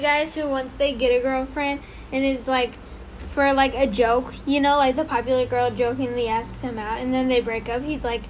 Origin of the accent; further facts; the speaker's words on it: East Malaysia, Malaysia; English is a second language; backstory, I'm from Malaysia, and the story happened in one of the international airports there. Oh, no. I came from the East Malaysia, and... Jeez, I don't know how to English.